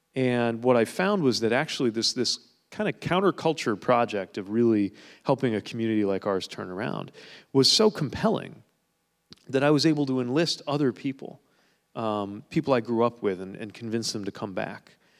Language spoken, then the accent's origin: English; South Bend, Indiana, United States; my hometown, the city of South Bend